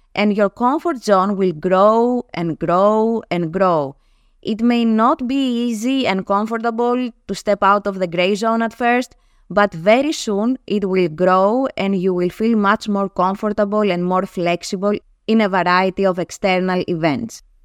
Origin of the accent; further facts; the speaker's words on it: Greece; first language Greek; English is a second language; my native tongue, Greek